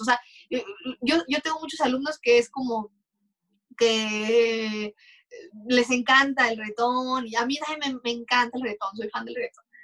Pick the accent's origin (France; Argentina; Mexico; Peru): Mexico; como mexicanos